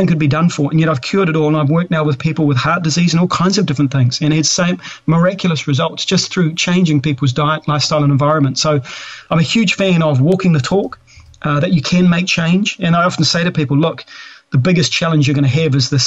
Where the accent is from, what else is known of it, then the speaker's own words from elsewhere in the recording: New Zealand; I'm a Kiwi guy